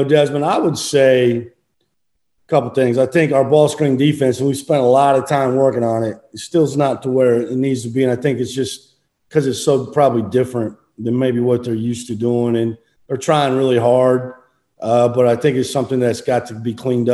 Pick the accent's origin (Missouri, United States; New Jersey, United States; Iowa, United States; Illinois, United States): Iowa, United States; right outside of Iowa City, United States; moved away; I grew up right outside of Iowa City, Iowa, when I was, a kid and in high school